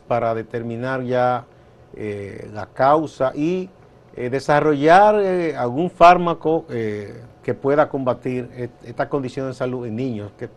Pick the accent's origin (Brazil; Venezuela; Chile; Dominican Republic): Dominican Republic